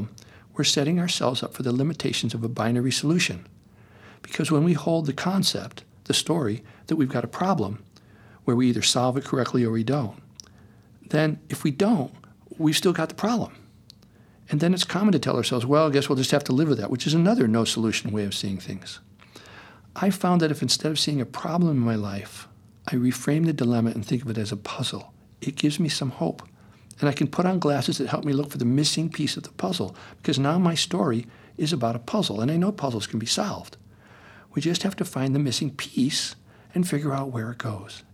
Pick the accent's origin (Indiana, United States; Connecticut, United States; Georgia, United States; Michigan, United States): Connecticut, United States; now in Topanga, United States; Growing up in Connecticut in the 50s